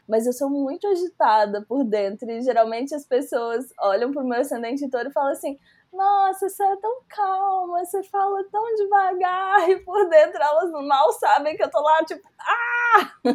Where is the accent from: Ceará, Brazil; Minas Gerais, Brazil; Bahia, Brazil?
Minas Gerais, Brazil; Belo Horizonte; eu sou uma mulher cis bissexual de Belo Horizonte